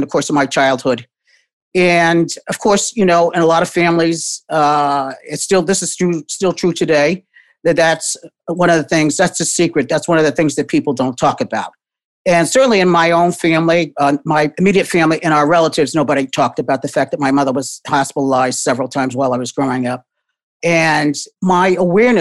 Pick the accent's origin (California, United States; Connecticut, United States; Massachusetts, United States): Connecticut, United States; New Haven; now in Boston, United States; I grew up in New Haven, Connecticut, and was the only child of my parents